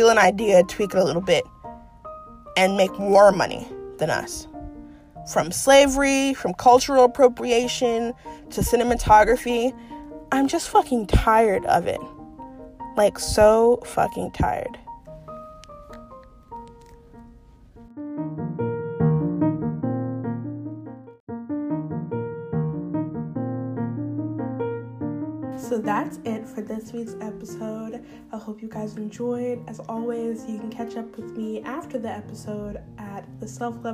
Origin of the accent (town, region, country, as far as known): United States